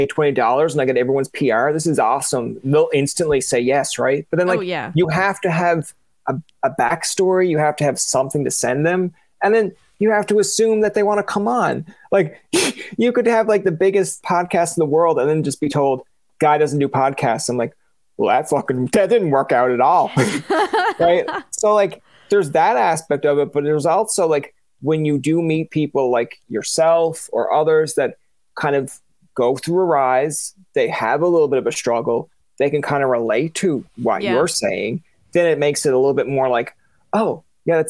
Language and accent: English; St. John's, Newfoundland and Labrador, Canada; moved away as an adult; also born or lived in Ottawa; born and raised in Newfoundland, St. John's, Goulds